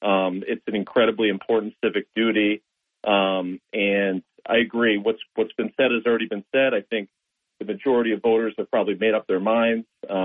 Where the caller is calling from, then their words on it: Binghamton, New York, United States; Hey, Bob. This is … from Binghamton.